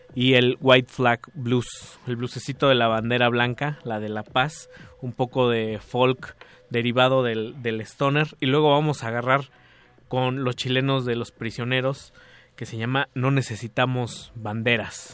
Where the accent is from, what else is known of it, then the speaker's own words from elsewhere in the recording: Mexico; somos también mexicanos